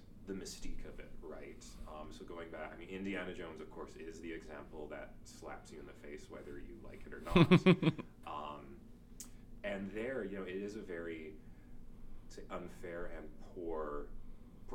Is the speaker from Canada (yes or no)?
yes; Stettler, Alberta, Canada; also born or lived in Lacombe, Alberta; I was born in Stettler and lived there until I was 12, then we moved to Lacombe